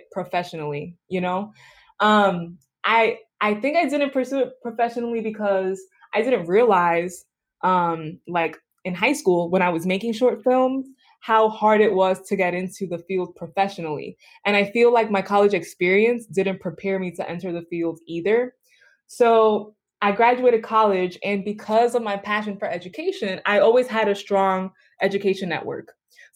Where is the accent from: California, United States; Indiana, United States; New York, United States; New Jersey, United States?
New York, United States; New York City; I'm from the Bronx